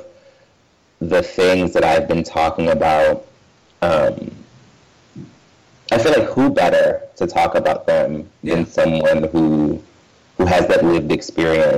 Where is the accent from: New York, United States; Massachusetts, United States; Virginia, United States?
Massachusetts, United States; Western; I grew up in Western Massachusetts.